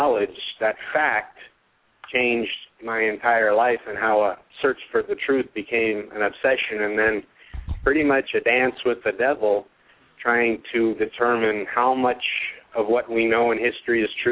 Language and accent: English; San Diego, California, United States; moved away as an adult; also born or lived in Bay Area, California; now in Las Vegas, United States; I grew up in California, San Diego mostly, in the Bay Area